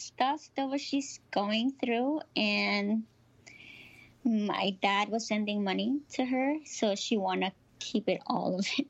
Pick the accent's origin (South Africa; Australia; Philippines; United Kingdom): Philippines; now in United States; Same, like all Filipinos, kind of hard life